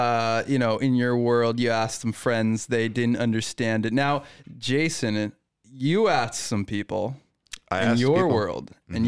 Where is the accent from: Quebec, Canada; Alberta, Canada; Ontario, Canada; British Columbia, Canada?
British Columbia, Canada; I'm a British Columbian.